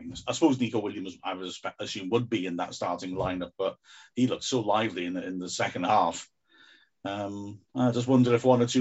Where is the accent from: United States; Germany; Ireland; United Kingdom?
United Kingdom; Wales; being Welsh gentlemen